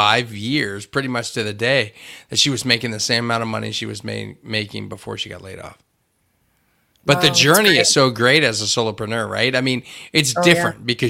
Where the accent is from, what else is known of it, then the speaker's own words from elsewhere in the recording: Hershey, Pennsylvania, United States; Growing up in Hershey and from Hershey